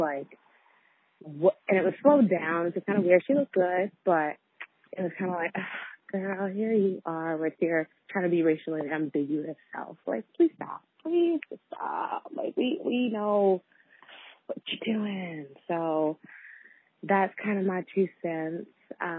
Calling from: River, British Columbia, Canada; I'm calling from River, BC, Canada.

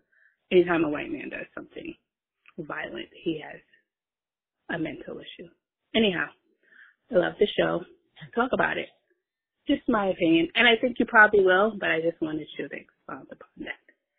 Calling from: New York City, New York, United States; I'm calling from Brooklyn.

